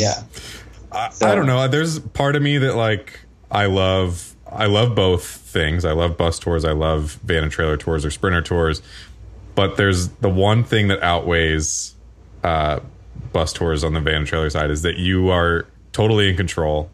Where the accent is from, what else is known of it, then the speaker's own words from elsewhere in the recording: Ohio, United States; I grew up in Ohio